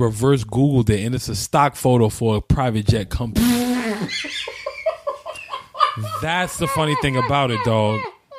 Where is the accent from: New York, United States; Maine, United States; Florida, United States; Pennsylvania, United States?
New York, United States; New York City; we grew up in Carver Project. Shout out to everybody who lives in Carver Project, 104th and Madison. I was in Building 50.